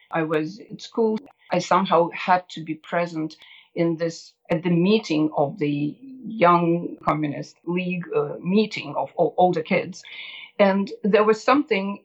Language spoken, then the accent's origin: English; Moscow, Russia; now in United States; I grew up in Moscow, Russia. I was born right in the center of Moscow.